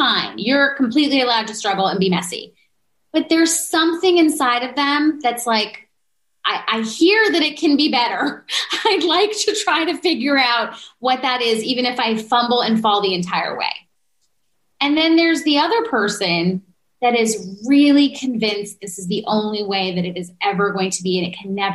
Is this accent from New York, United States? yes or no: yes; New Yorker, United States; I'm a New Yorker.